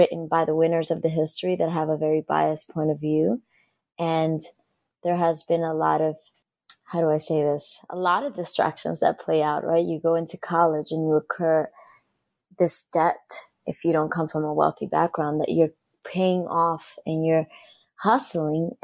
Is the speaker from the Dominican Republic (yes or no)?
yes; Dominican Republic; now in United States; as a young girl growing up in the Dominican Republic